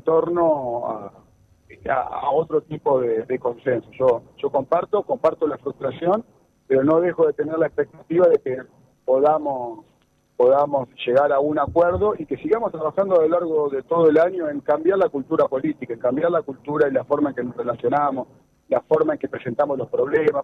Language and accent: Spanish; Santa Fe, Argentina; como santafesino, como argentino